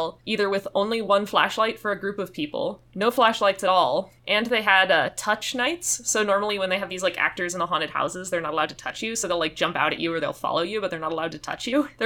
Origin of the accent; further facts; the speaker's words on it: North Carolina, United States; I grew up in North Carolina